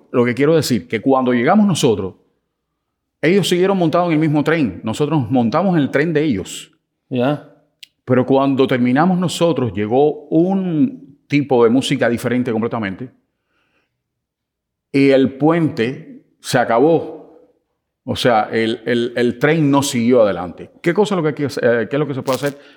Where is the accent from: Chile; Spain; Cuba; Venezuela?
Cuba; Fíjate que yo vengo de Cuba.